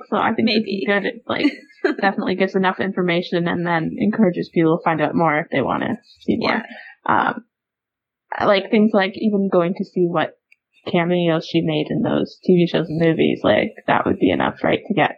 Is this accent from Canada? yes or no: yes; Canada; we're Canadian